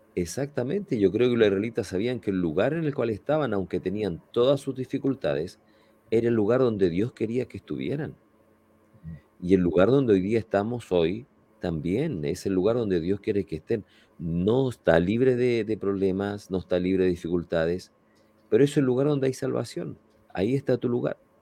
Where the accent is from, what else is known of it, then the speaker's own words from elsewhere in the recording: Chile; en nuestro país, ahí en el sur de Chile